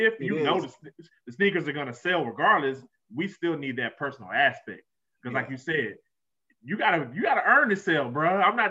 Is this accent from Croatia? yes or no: no; Texas, United States; I'm from Texas.